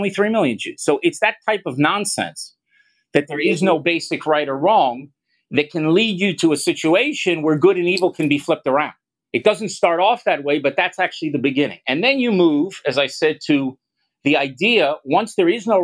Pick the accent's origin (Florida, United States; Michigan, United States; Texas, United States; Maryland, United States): Florida, United States; Miami Beach; moved away as an adult; now in Israel; I was born and raised in the United States, as you can hear from my accent, in Miami Beach.